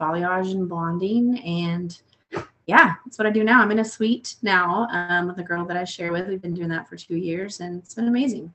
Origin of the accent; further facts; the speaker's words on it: Oklahoma, United States; moved away as an adult; now in Texas, United States; I'm originally from Oklahoma, very small town